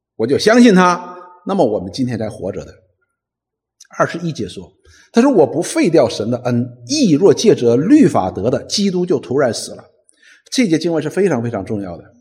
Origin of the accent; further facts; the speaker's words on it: China; 我们中国人有五千年的文明史